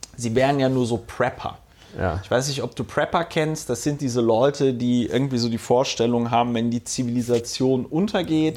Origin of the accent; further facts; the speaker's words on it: Hunsrück, Rhineland-Palatinate, Germany; accent: Hunsrücker Platt; ich komme ja aus dem Hunsrück und spreche noch ein bisschen Hunsrücker Platt.